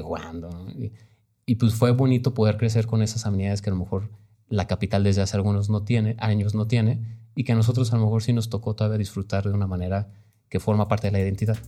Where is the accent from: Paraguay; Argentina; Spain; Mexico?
Mexico; Guanajuato; yo digo que soy de Guanajuato, yo nunca he, me he asumido así de, ah, soy de provincia, porque no, no crecimos